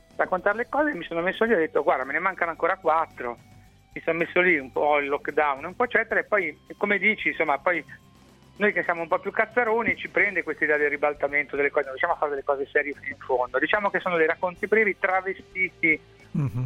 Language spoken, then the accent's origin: Italian; Liguria, Italy; da Tirchio, da Oma, da Ligure, da Pelandrone